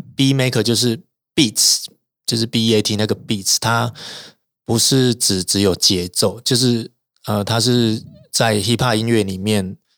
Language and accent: Chinese; Taichung, Taiwan; 因为我是台中人啦，啊，我们以前那，在台中有很多朋克团